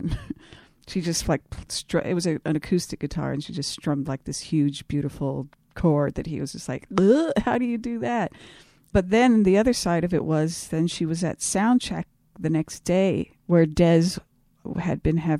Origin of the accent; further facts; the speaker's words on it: Hollywood, California, United States; growing up in Hollywood, where everybody was just a freak and androgynous and just totally cutting edge, going to Minneapolis, that was a rare breed out there.